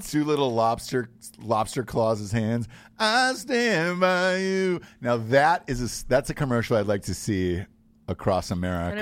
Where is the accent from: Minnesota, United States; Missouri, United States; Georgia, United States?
Georgia, United States; moved away; I was from Georgia